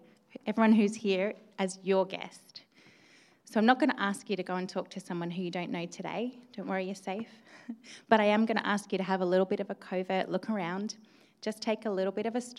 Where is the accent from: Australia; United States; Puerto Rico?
Australia; now in York, United Kingdom; I am an immigrant. Yes, I am Australian